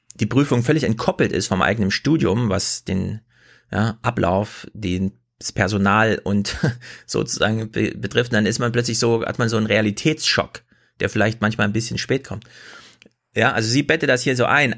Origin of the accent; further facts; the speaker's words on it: Germany; moved away; also born or lived in North Rhine-Westphalia; bei uns in Sachsen und Thüringen